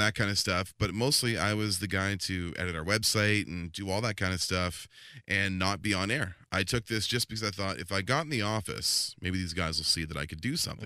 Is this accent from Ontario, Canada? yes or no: no; Langley, British Columbia, Canada; also born or lived in Squamish; I actually went back to, uh, Langley, V C, in my hometown